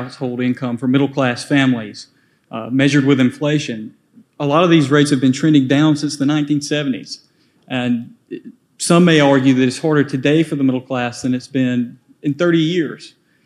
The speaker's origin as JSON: {"language": "English", "region": "Georgia", "country": "United States", "said": "I'm from Georgia"}